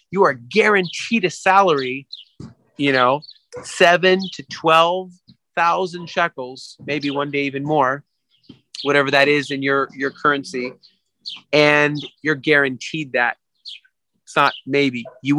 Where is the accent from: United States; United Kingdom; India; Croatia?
United Kingdom; England; I'm from England, you see.